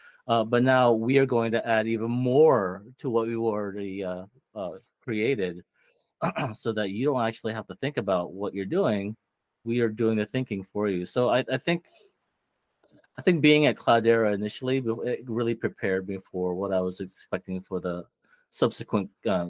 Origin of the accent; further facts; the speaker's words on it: Philippines; There's a lot of Filipinos here too. I know. I think really makes me feel good about being a Filipino.